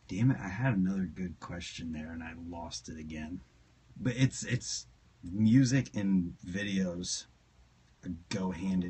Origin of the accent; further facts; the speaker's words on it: Ohio, United States; I'm from Ohio, not PA.